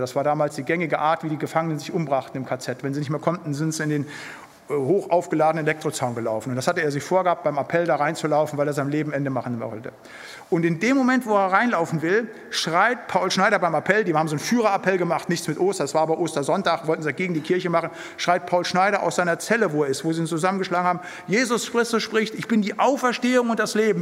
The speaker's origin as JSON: {"language": "German", "area": "Siegerland", "region": "North Rhine-Westphalia", "country": "Germany", "moved": "yes", "said": "Da, wo ich herkomme, aus dem Siegerland, in den Gemeinschaftskreisen"}